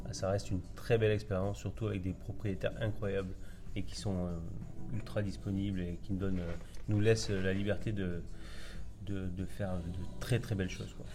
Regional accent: Albi, Occitania, France; also born or lived in Normandy; now in Bordeaux, France; moi je suis originaire d'Albi dans le Tarn

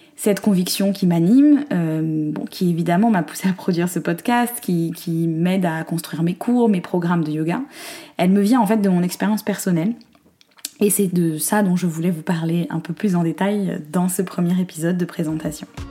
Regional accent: Corsica, France; je suis née et j'ai grandi en Corse

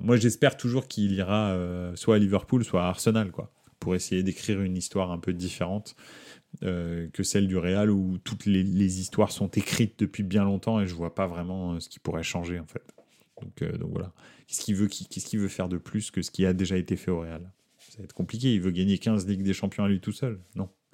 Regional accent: France; je suis français

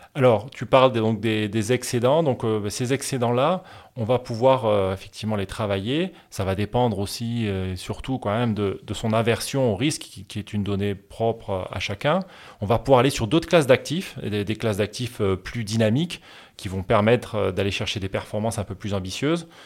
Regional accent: France; moved away as an adult; now in Barcelona, Spain; originaire du sud de la France et où j'ai grandi dans les Pyrénées

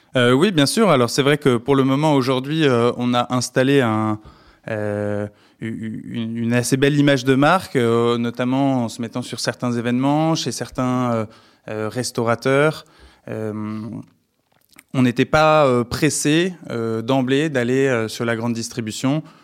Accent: France; je suis français

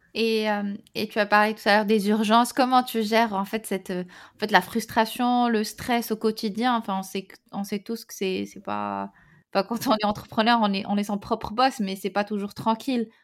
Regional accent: Morocco; now in Paris, France; on est marocain

